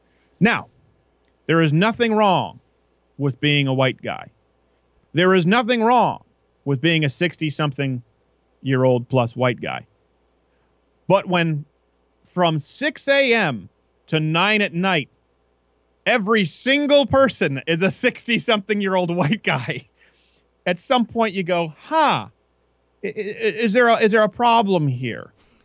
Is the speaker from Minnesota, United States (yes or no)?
no; Michigan, United States; since I'm from Michigan, it would make sense to have a guy doing a Michigan show on Detroit